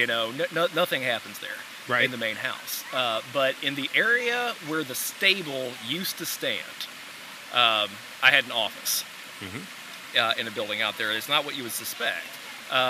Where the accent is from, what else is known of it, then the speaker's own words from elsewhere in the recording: La Grange, Kentucky, United States; I'm from LaGrange, Kentucky